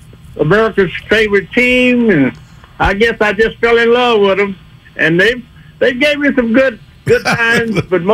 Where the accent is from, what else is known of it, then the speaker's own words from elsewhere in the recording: Texas, United States; moved away as an adult; originally I'm from Texas. I left Texas when I was 19 and joined the Navy. Spent 20 years in the Navy